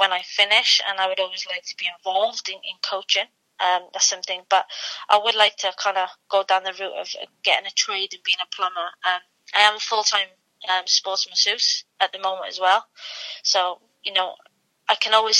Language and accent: English; Wales, United Kingdom; I am Welsh and I want to speak Welsh